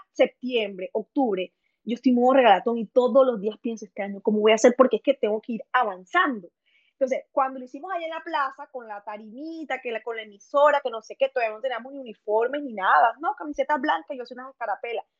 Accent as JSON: {"language": "Spanish", "town": "Chiriguaná", "region": "Cesar", "country": "Colombia", "said": "soy de Chiriguaná, Cesar, Colombia"}